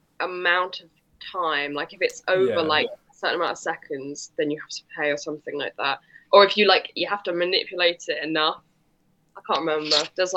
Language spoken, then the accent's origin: English; Leicester, East Midlands, United Kingdom; I'm from Leicester